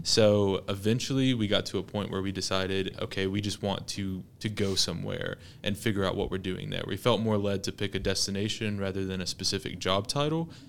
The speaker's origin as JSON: {"language": "English", "town": "Dalton", "region": "Georgia", "country": "United States", "also_born_or_lived": "Cleveland, Tennessee", "moved": "as an adult", "lives_now": "Knoxville, United States", "said": "I'm originally from Dalton, Georgia"}